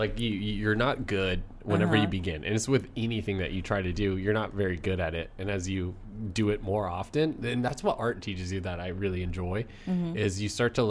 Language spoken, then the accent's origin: English; Garden City, Kansas, United States; born or raised there; moved away